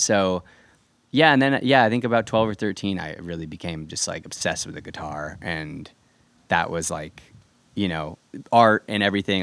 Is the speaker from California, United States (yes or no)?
yes; Irvine, California, United States; also born or lived in New Jersey; I grew up in Irvine